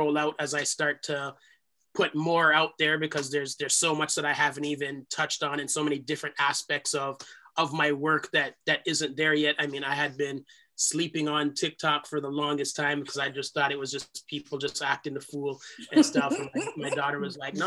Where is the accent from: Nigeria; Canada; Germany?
Canada; Toronto, Ontario; accent: Jamaican; I was born here in Canada. I'm the first generation born outside of the islands. We grew up in a part of Toronto